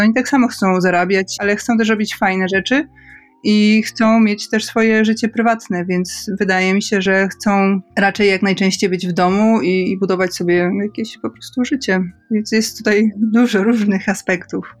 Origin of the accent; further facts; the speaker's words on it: a small village in Podkarpacie, Subcarpathian Voivodeship, Poland; wychowałam się na małej podkarpackiej wsi